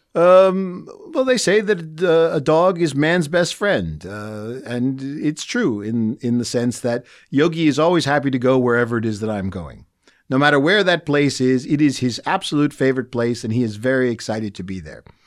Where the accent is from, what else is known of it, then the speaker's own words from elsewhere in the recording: United States; now in Bratislava, Slovakia; as an American